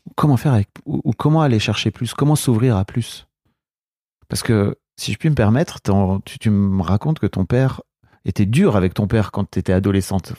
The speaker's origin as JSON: {"language": "French", "area": "the North", "region": "Hauts-de-France", "country": "France", "said": "Moi, je viens du Nord"}